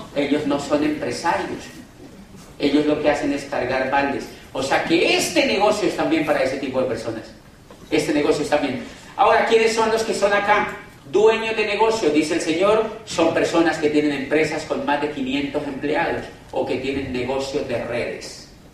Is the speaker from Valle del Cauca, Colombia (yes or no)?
yes; Cali, Valle del Cauca, Colombia; yo vengo de Cali, Colombia, a 10 horas de allá en avión